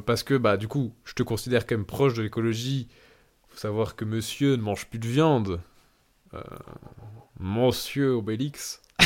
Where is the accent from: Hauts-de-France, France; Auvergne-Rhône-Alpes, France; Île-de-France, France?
Hauts-de-France, France; Lille; moved away as an adult; now in Australia; je viens de Lille